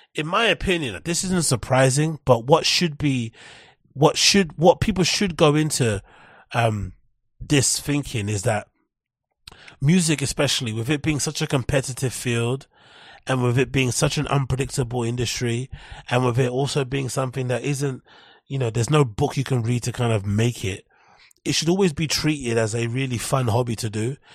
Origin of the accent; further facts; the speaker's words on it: London, United Kingdom; I'm from London